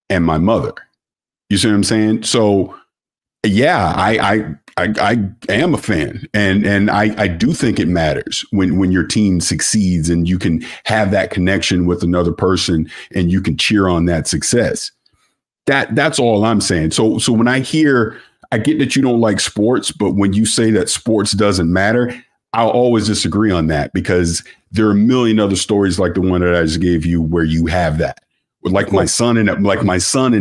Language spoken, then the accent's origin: English; St. Petersburg, Florida, United States; now in San Diego, United States; I'm from St. Petersburg, Florida